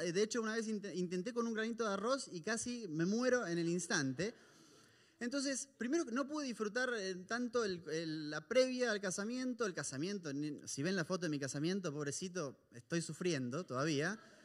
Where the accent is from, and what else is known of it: Argentina; moved away